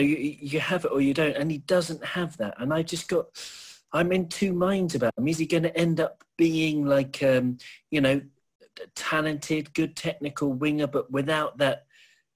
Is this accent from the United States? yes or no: no; Wales, United Kingdom; I'm Welsh